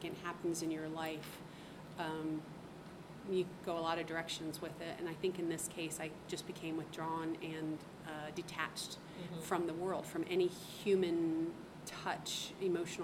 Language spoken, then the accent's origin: English; Ohio, United States; moved away as an adult; also born or lived in Korea; I was raised in Ohio